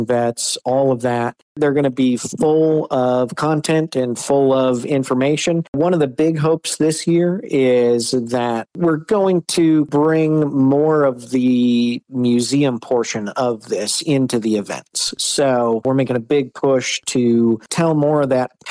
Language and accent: English; Michigan, United States; I grew up here in Michigan, grew up on a big farm.